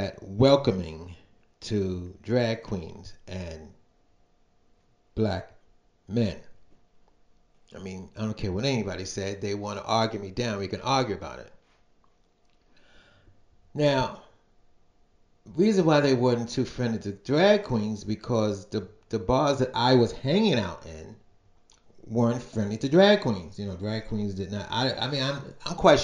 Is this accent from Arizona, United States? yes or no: no; New York City, New York, United States; I was born and raised in Brooklyn.